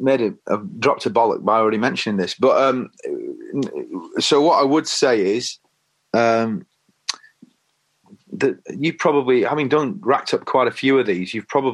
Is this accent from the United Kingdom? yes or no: yes; Leigh, North West England, United Kingdom; Lee, in Lancashire.